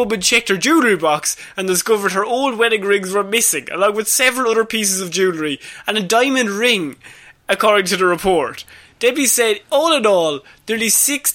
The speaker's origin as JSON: {"language": "English", "country": "Ireland", "said": "We're Irish"}